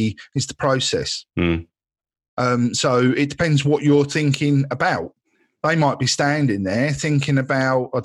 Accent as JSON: {"language": "English", "area": "Essex", "region": "East of England", "country": "United Kingdom", "said": "I am from Essex"}